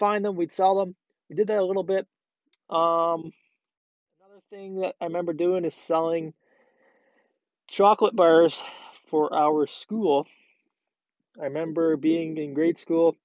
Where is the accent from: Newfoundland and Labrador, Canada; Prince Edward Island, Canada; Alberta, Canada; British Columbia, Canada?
Prince Edward Island, Canada; now in Ontario, Canada; PEI, that's where originally we're from. And we lived there for a while. I lived there for about 10 years of my life and really enjoyed it down there when I was younger.